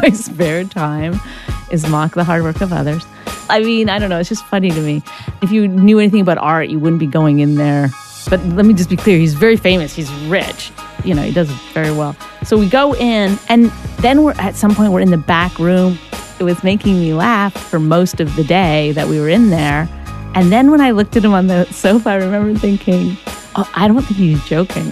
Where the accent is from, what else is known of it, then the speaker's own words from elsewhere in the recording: Canada; I'm Canadian